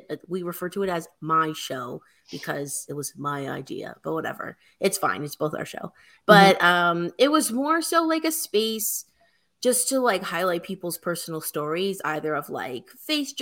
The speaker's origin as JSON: {"language": "English", "country": "Canada", "tie": "born or raised there", "said": "I'm a Canadian"}